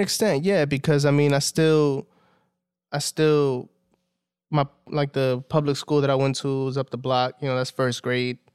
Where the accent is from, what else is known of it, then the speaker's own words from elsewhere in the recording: New York City, New York, United States; I grew up in Southside, like in Williamsburg